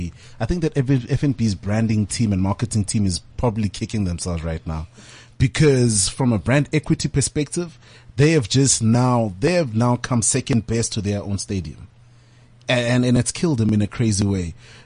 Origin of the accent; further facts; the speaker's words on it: Tembisa, Gauteng, South Africa; my hometown, the second biggest township in South Africa